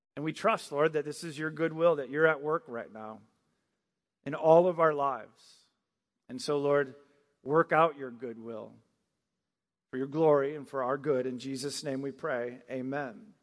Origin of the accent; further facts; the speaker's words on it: Michigan, United States; moved away as an adult; also born or lived in Virginia Beach, Virginia / Maryland; I grew up in Michigan, then I lived in Virginia Beach, and then I lived in Maryland for a year, and now I'm here